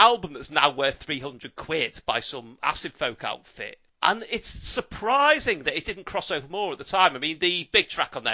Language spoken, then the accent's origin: English; Liverpool, North West England, United Kingdom; I'm from Liverpool